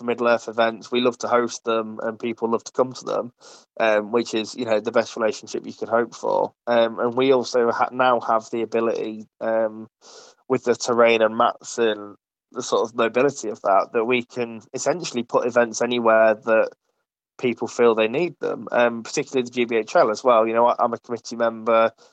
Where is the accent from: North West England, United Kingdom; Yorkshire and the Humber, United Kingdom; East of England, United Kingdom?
Yorkshire and the Humber, United Kingdom; Ripon; now in Nottingham, United Kingdom; I'm originally from Ripon, as some of the more seasoned listeners would know, and since moving to Nottingham